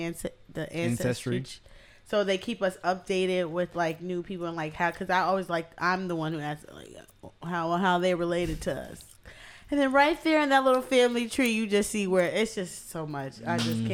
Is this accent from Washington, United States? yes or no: no; Tennessee, United States; I'm Tennessee